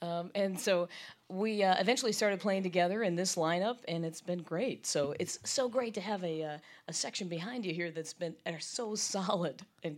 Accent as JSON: {"language": "English", "town": "Appleton", "region": "Wisconsin", "country": "United States", "tie": "born or raised there", "also_born_or_lived": "Chicago, Illinois", "moved": "as an adult", "lives_now": "Louisville, United States", "said": "I'm from Wisconsin originally, born in Chicagoland, but then we moved up to Wisconsin. Appleton is where I call home, but I've been in Louisville now for 12 years, so it feels like a second home, really."}